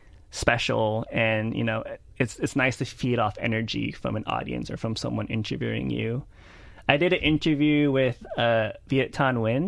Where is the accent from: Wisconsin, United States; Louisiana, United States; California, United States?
Louisiana, United States; Lake Charles; I grew up in Lake Charles a lot, mm-hmm. like because it's like close to Houston, right.